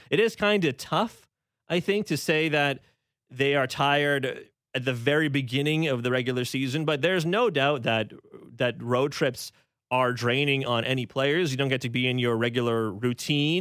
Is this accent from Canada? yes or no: yes; Canada; as a Canadian